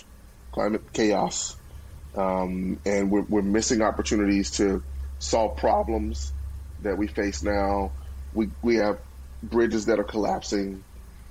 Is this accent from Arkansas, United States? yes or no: yes; Pine Bluff, Arkansas, United States; my hometown of Pine Bluff